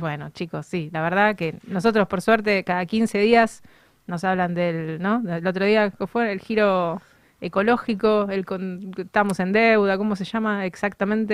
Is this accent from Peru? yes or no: no; Argentina; los argentinos